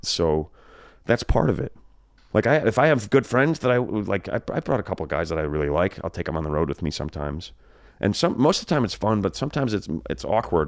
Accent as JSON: {"language": "English", "region": "New Jersey", "country": "United States", "tie": "born or raised there", "moved": "yes", "lives_now": "California, United States", "said": "I grew up in Jersey."}